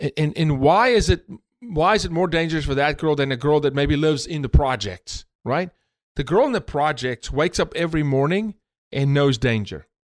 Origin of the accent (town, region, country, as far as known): South Africa; born or raised there; moved away as an adult; now in United States